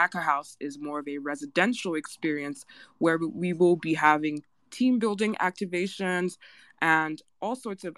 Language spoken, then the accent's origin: English; Nigeria; I am Nigerian, so I'm right there with you